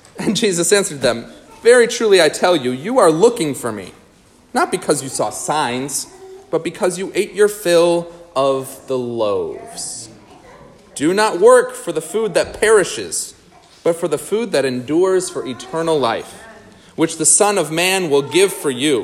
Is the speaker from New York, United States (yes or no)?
yes; New York, United States; moved away; also born or lived in Minnesota; my wife is from Nebraska and I'm from New York